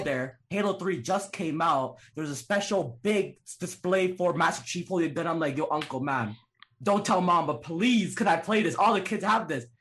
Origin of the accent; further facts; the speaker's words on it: Toronto, Ontario, Canada; also born or lived in Calgary; I was born Calgary, and oh. then I oh. lived in Toronto my whole life